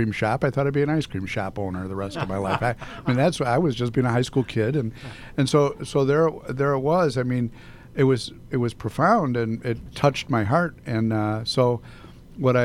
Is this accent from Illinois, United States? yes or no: yes; Arlington Heights, Illinois, United States; I grew up in Arlington Heights, and the neighborhood would always be there